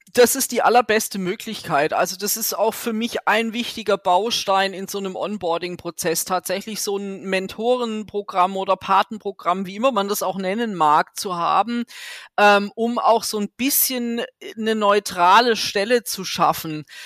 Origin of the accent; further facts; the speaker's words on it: Germany; als Deutsche